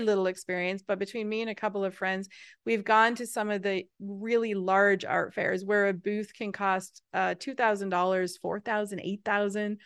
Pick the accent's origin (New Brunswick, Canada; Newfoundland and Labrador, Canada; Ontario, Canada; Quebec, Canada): Newfoundland and Labrador, Canada; I'm from Newfoundland, which is a, a, a, an, an island off of the east coast of Canada